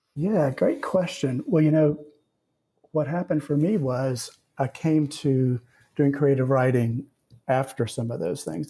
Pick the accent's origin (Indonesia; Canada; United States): United States; the South; I grew up in the South and I've lived here and I've also lived elsewhere.